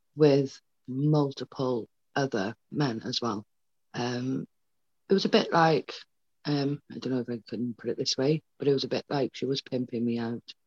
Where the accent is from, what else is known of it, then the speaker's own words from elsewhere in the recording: Wales, United Kingdom; also born or lived in Paisley, Scotland; she had me in Scotland. We then moved to Wales